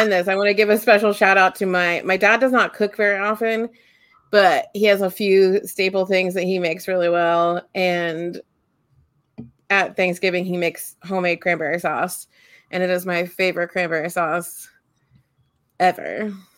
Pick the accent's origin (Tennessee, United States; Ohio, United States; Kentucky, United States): Ohio, United States; also born or lived in Westerville, Ohio; I grew up in the heart of Amish country